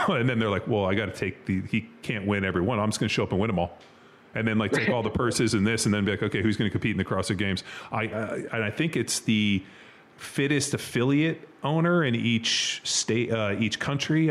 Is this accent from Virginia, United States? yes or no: no; Southern California, United States; also born or lived in Kansas City; I grew up in Southern California. Like I grew up swimming in the ocean